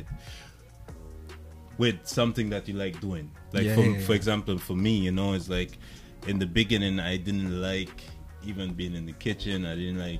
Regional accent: St. Vincent & Grenadines; now in Canada; I came from St. Vincent and the Grenadines. And, I've been in Canada for a while

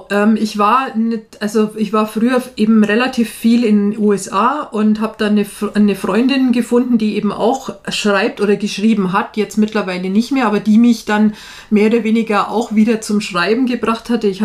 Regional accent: Nuremberg, Bavaria, Germany; Ich komme ja ursprünglich aus Nürnberg. Das hört man ja, glaube ich, auch

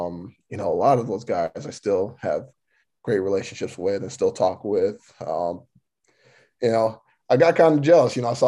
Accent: Florida, United States; moved away; in my home state

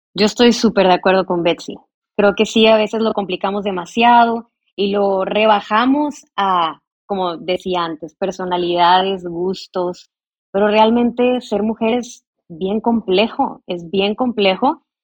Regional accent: Mexico; yo soy de México, nací en México, vivo en México

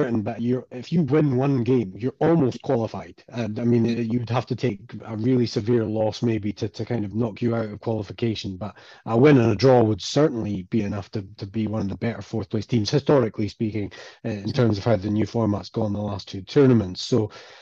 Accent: Inverness, Scotland, United Kingdom; now in Glasgow, United Kingdom; So I live in Glasgow in Scotland, but I'm originally from Inverness.

